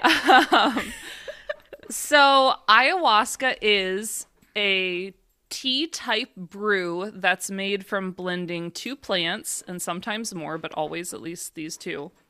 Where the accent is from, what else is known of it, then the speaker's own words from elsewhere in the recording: Michigan, United States; moved away; also born or lived in Florida; I grew up in Michigan